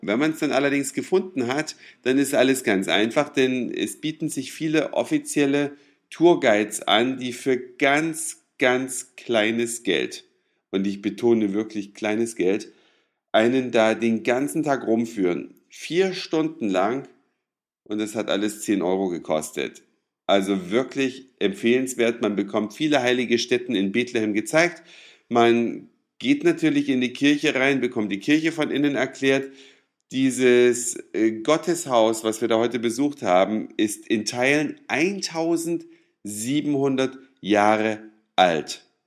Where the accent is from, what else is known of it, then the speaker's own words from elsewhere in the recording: East Germany, Germany; Ich bin ja immerhin in der DDR aufgewachsen